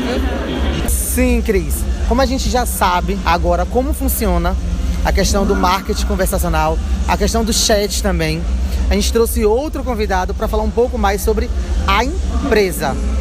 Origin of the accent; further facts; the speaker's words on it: Bahia, Brazil; Somos baianos